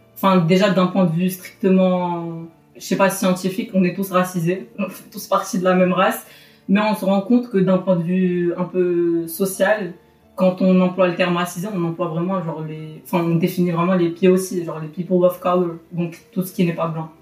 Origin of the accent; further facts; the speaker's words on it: Casablanca, Casablanca-Settat, Morocco; moved away as an adult; now in Paris, France; je suis originaire de Casablanca. Donc j'ai grandi au Maroc et je suis venue en France il y a 4 ans pour faire mes études